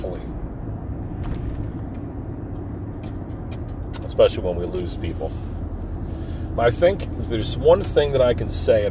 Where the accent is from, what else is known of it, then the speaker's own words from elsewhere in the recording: Forked River, New Jersey, United States; we grew up right on the Barnegat Bay in a town called Forked River.